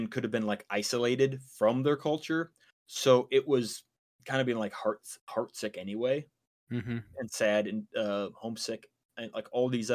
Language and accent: English; Wisconsin, United States; we're from Wisconsin